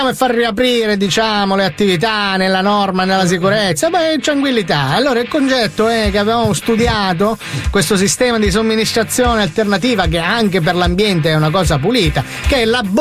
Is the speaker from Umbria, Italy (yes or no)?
no; Sicily, Italy; Le, le passo perché guardi che io sono siciliano, lei è abruzzese.